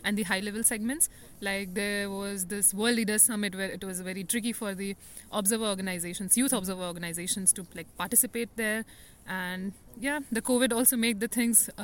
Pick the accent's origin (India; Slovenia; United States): India; I'm from India